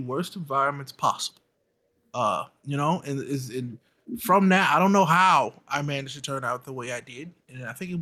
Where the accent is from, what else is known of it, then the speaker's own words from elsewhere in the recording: St. Louis, Missouri, United States; I grew up in the city of St. Louis